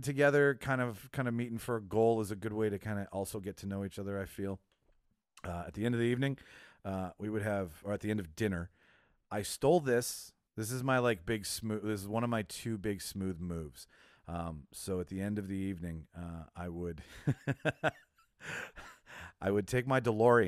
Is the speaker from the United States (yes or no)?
no; Winnipeg, Manitoba, Canada; born or raised there